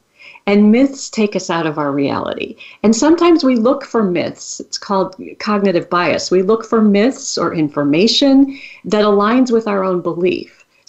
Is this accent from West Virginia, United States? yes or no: no; Wisconsin, United States; I grew up in Wisconsin. I grew up eating cheese.